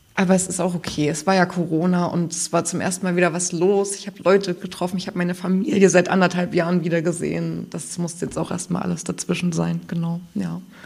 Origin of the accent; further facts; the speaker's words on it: Thuringia, Germany; now in Greifswald, Germany; ich kann nicht anders als Thüringerin